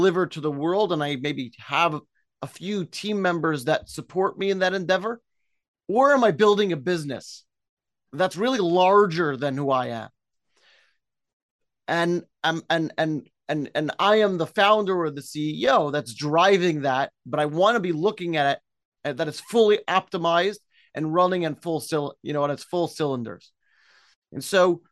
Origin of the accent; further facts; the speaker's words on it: New York City, New York, United States; moved away as an adult; also born or lived in Israel / Bristol, United Kingdom; now in Clifton, United States; I'm Brooklyn born, enjoyed growing up in Brooklyn